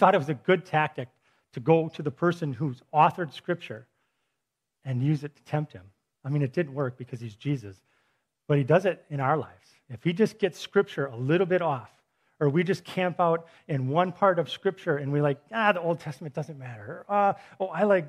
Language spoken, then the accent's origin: English; Milwaukee, Wisconsin, United States; I'm from Milwaukee